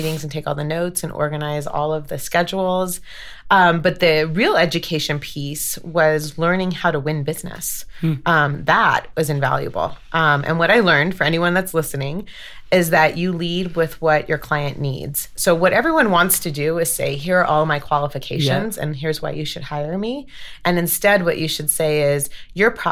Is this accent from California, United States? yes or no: yes; Los Angeles, California, United States; moved away as an adult; also born or lived in Washington, D.C.; now in Denver, United States; So I grew up in Los Angeles, and big Italian-Mexican family